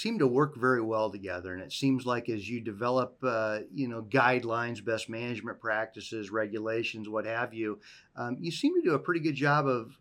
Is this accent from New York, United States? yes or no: no; Southwest Iowa, United States; moved away; I grew up in Southwest Iowa